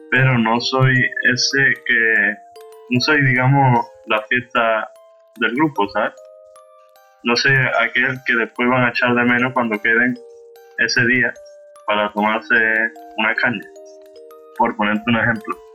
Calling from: Seville, Andalusia, Spain; de Sevilla.

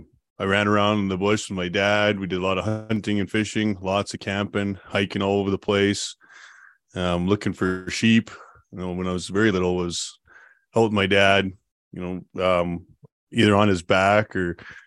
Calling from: Calgary, Alberta, Canada; I'm joining from Calgary, Alberta.

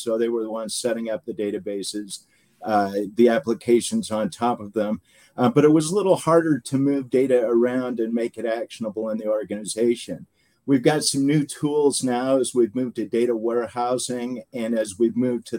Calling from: Alpine, Utah, United States; I'm coming from Utah. So I live in Alpine, Utah. It's between Salt Lake and Provo, right up against the mountains.

